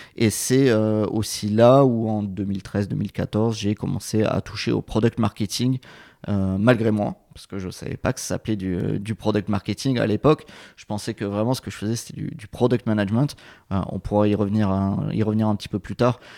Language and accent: French; south of France, France; moved away; je suis originaire du, sud de la France